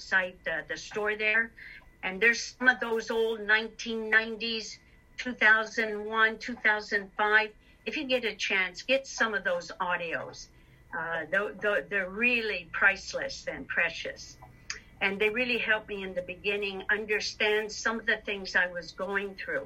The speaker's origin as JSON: {"language": "English", "town": "Detroit", "region": "Michigan", "country": "United States", "moved": "yes", "lives_now": "Canada", "said": "I'm from Detroit, Michigan"}